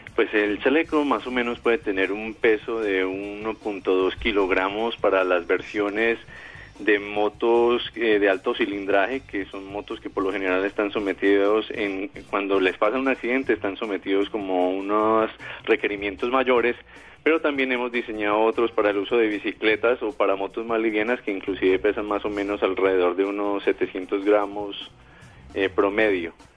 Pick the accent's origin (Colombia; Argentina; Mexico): Colombia